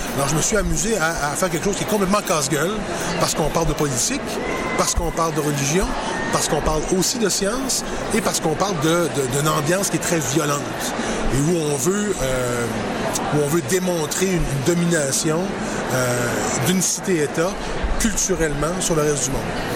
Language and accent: French; Quebec City, Quebec, Canada; je suis né à Québec.